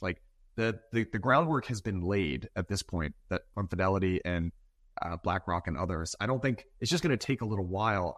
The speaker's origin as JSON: {"language": "English", "region": "Massachusetts", "country": "United States", "tie": "born or raised there", "said": "I grew up in Massachusetts."}